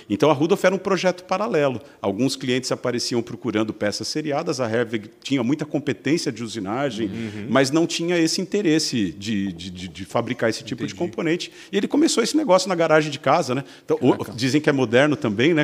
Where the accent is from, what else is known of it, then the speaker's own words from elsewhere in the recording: São Bernardo do Campo, São Paulo, Brazil; moved away as an adult; also born or lived in Luxembourg / United States; now in Santa Catarina, Brazil; Eu sou de São Paulo, sou de São Bernardo do Campo, nasci ali no berço da indústria